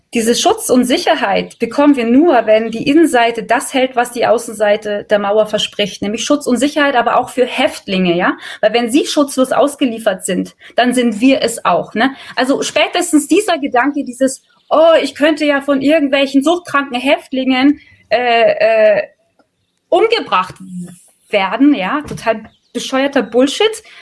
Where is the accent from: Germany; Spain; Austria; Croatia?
Germany; Bavaria; bei uns in Bayern